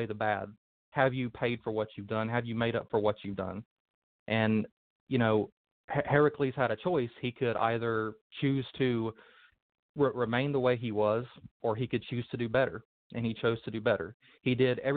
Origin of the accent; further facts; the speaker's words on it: Thomasville, North Carolina, United States; moved away as an adult; also born or lived in Asheboro, North Carolina; now in Illinois, United States; I was born in Asheboro, North Carolina, and raised in Thomasville as a Baptist